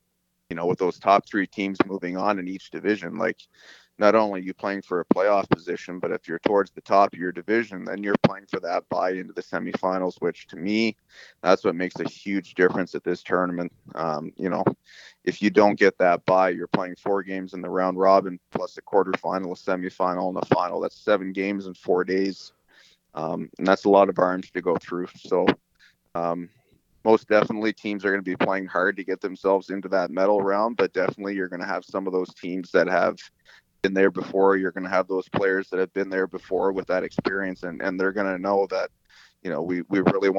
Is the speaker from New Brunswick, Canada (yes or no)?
yes; Fredericton, New Brunswick, Canada; I grew up in Fredericton